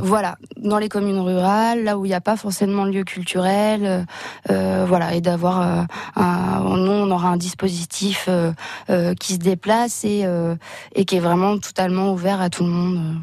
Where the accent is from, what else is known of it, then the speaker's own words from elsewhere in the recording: La Gacilly, Brittany, France; now in Sainte-Marie, France; je suis originaire de Lagacilly, mais du coup qui est, qui est vraiment pas loin